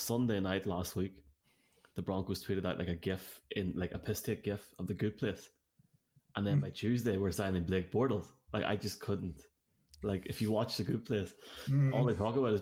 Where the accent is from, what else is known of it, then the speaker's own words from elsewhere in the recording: Ireland; we're from Ireland